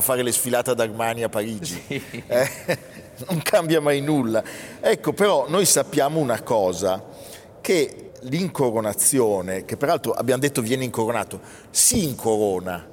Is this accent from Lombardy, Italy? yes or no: yes; Milan, Lombardy, Italy; orgoglio meneghino